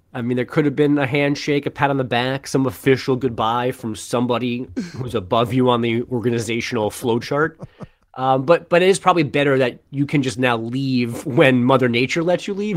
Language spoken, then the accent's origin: English; New York, United States; I grew up in New York.